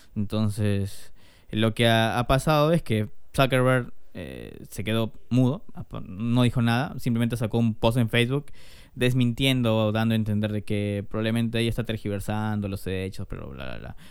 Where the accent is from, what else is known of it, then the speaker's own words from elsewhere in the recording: Peru; somos peruanos